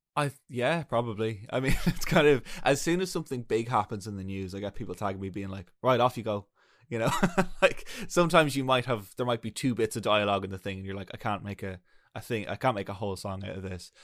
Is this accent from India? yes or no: no; Ireland; we're an English-speaking country